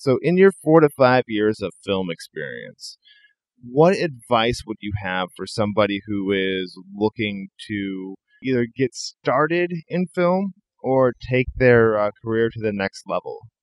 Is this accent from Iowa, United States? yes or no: yes; Iowa, United States; also born or lived in Northern California; now in California, United States; I'm originally from the Midwest. I'm originally from Iowa. I live out here in California now